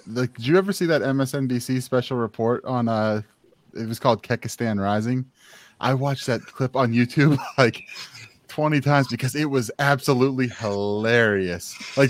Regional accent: Pittsburgh, Pennsylvania, United States; No, I'm from Pittsburgh.

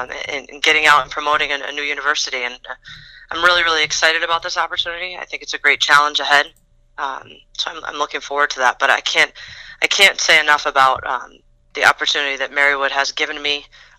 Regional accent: Scranton, Pennsylvania, United States; growing up in the area that I grew up in Scranton area

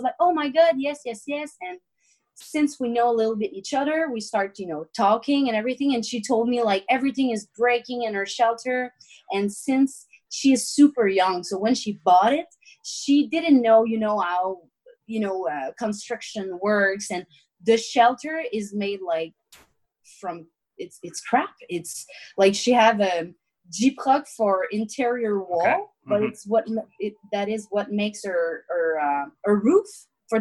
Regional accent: Victoriaville, Quebec, Canada; Victoriaville, which is my hometown

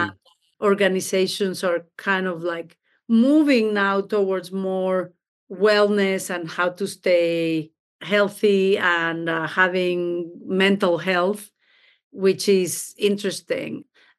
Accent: Mexico City, Mexico; also born or lived in Baltimore; now in Denver, United States; I'm originally from Mexico, from Mexico City, born and raised there. So I am a foreigner in this country. I live in Denver, Colorado, but I was for 18 years in Baltimore, Maryland.

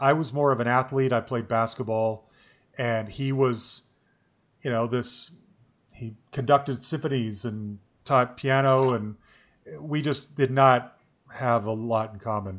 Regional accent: Salt Lake City, Utah, United States; moved away as an adult; also born or lived in Bay Area, California / Cambridge, England; I lived in the Bay Area outside of San Francisco until I was 10. And then my family moved to Utah, and I grew up just outside of Salt Lake City

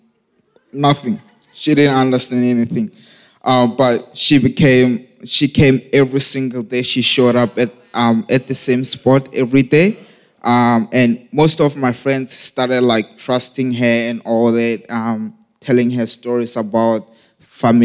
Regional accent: Lesotho; I was born and raised in Lesotho, South Africa

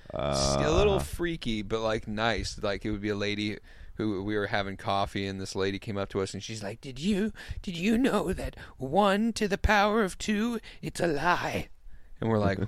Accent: United States; as an American

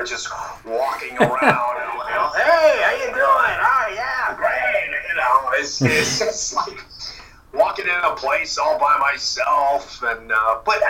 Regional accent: Evanston, Illinois, United States; now in Santa Monica, United States; I grew up in Illinois. I grew up in Evanston, Illinois.

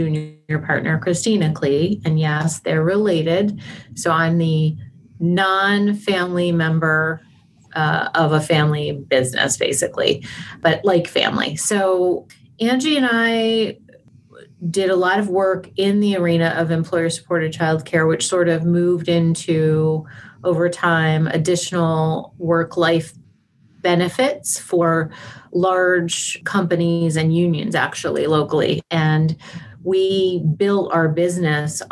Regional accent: Pennsylvania, United States; moved away as an adult; now in Buffalo, United States; I moved up to Buffalo from Pennsylvania, where I'm originally from

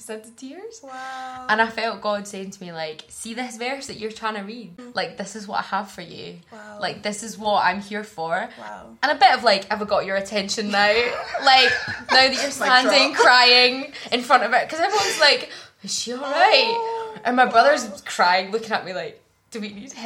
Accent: Glasgow, Scotland, United Kingdom; moved away; So I grew up in Glasgow, in the South Side, in a Christian family.

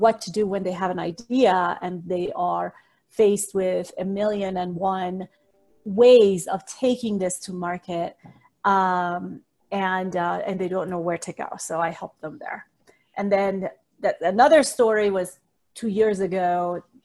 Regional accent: Iran; moved away as an adult; also born or lived in Pacific Northwest / Singapore / Chicago; now in United States; I was born and raised in the Middle East in the country of Iran. And I moved to the United States when I was 18 years old

